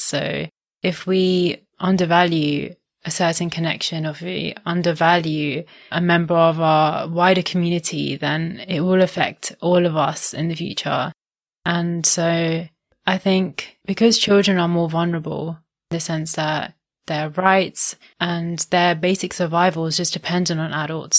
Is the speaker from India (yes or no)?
yes; India; I'm Indian